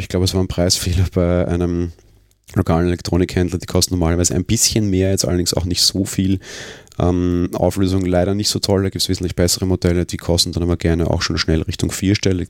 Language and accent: German; Vienna, Austria; den ich als Wiener so nicht gewohnt bin